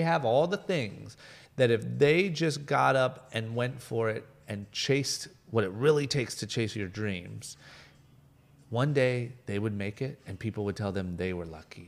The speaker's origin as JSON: {"language": "English", "town": "Akron", "region": "Ohio", "country": "United States", "moved": "as an adult", "lives_now": "Los Angeles, United States", "said": "I'm a guy from Akron, Ohio, like middle of nowhere, skipped college, moved to L"}